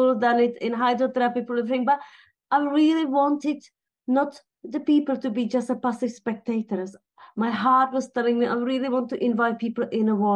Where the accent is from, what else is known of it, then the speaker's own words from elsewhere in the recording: Teplice, Ústí nad Labem Region, Czechia; moved away as an adult; now in United Kingdom; I was born in Bohemia in a town called Teplice